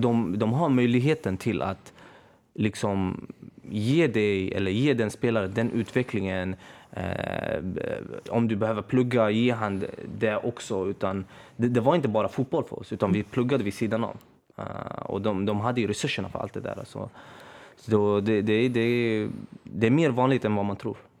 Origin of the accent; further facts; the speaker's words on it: Örebro, Örebro County, Sweden; Jag är från Örebro från början